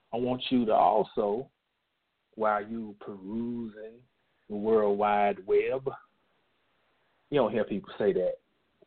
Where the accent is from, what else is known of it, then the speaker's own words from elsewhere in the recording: North Carolina, United States; North Carolina, which happens to be my home state.